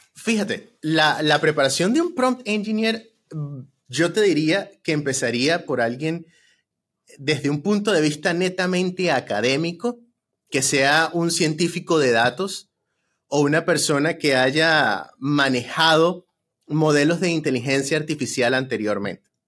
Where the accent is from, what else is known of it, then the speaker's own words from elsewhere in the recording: Venezuela; now in United States; que somos venezolanos